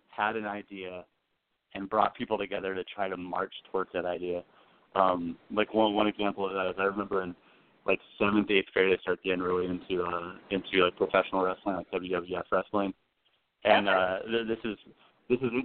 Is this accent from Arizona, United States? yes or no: yes; Phoenix, Arizona, United States; Born and raised in Phoenix, Arizona